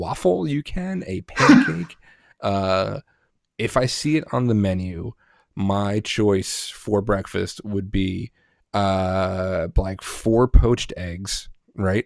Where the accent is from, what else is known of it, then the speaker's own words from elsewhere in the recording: Northeast, United States; also born or lived in New Jersey / Pennsylvania / New York; I grew up in the Northeast, Jersey, Pennsylvania, New York